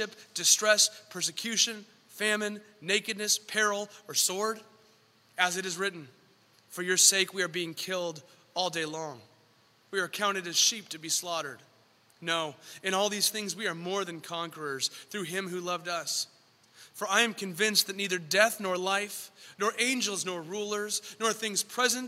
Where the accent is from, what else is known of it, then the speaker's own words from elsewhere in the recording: San Diego, California, United States; also born or lived in San Francisco; I'm from San Diego